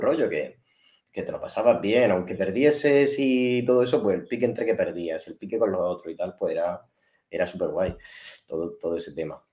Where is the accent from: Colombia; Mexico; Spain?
Spain; yo soy español